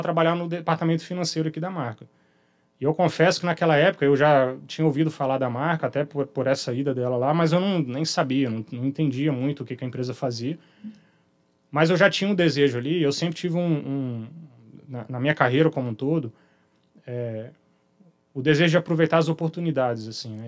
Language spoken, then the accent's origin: Portuguese; Belo Horizonte, Minas Gerais, Brazil; moved away as an adult; now in Vitória, Brazil; minha origem, minha infância, minha educação né, inicial, vamos chamar assim, toda feita lá em Belo Horizonte